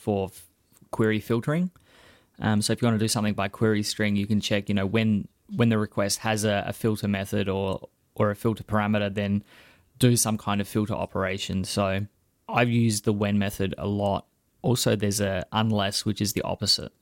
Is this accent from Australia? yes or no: yes; Australia; as an Australian